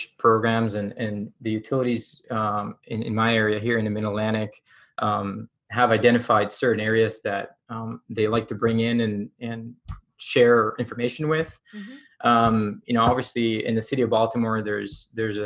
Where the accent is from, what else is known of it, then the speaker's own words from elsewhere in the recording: Puerto Rico; moved away; I'm from Puerto Rico